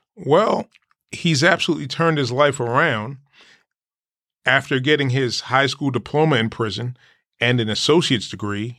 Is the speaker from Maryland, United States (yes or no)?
no; Jersey City, New Jersey, United States; I grew up in Jersey City, New Jersey